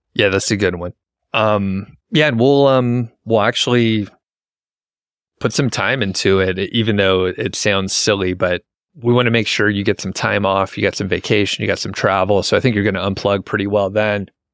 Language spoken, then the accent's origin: English; United States; we grew up in America.